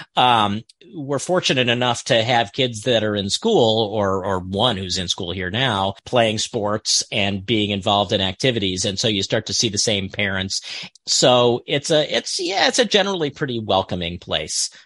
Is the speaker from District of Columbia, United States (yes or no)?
yes; outside Washington D.C., District of Columbia, United States; moved away as an adult; also born or lived in Milwaukee / Iowa; now in Potsdam, United States; I grew up uh, outside Washington D.C., so it was a fairly large city